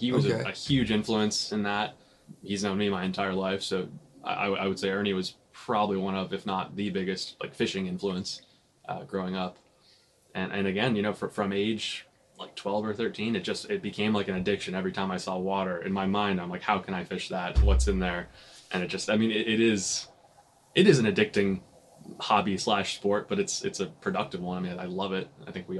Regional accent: Vienna, Virginia, United States; also born or lived in Connecticut; So I was actually born in Connecticut. I only lived there for the first 2 years of my life. I have no memory of it whatsoever. I've lived in the, like, sort of Vienna Tysons area since 1998.

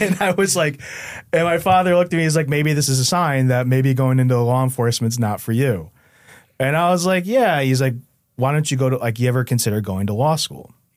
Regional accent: New Haven, Connecticut, United States; the Westville section of New Haven

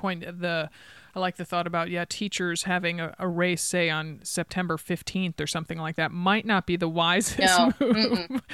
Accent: East Coast, United States; now in Oregon, United States; I grew up on the East Coast

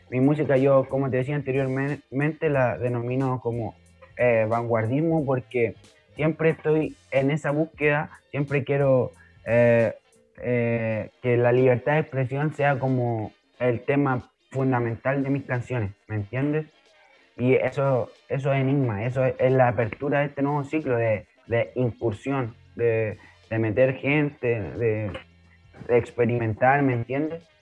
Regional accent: Chile; yo soy negro y soy chileno y no existe otra persona como yo aquí en Chile que sea representante de la música.

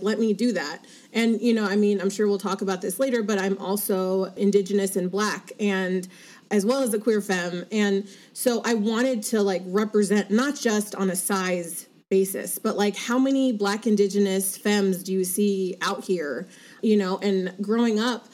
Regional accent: Los Angeles, California, United States; also born or lived in Monterey, California / Orange County, California / New York; I grew up in Los Angeles

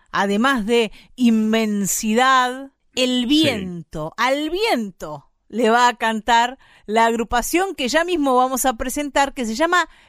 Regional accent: Bahía Blanca, Buenos Aires Province, Argentina; en el lugar que me crié yo, en Bahía Blanca

